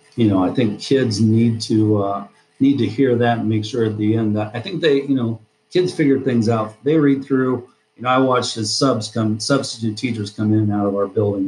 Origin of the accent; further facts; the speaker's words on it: Deep River, Iowa, United States; I grew up in Deep River, Iowa, big metropolis, uh, about 10 houses